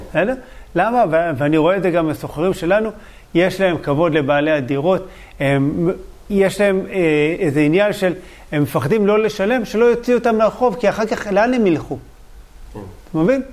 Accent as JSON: {"language": "Hebrew", "town": "Bat Yam", "region": "Tel Aviv District", "country": "Israel", "tie": "born or raised there"}